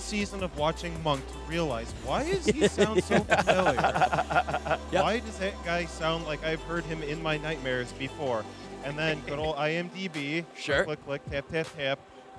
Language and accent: English; Calumet City, Illinois, United States; The suburb of Chicago that I am from, I am not kidding you, I am from Calumet City, Illinois. Okay. I am actually from Calumet City